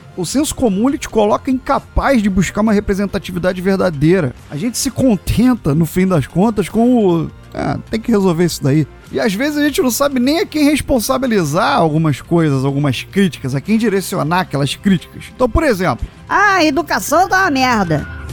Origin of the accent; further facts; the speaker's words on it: Brazil; somos brasileiros